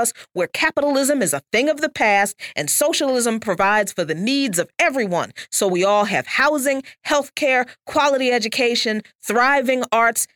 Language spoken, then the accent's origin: English; the South, United States; I'm from the South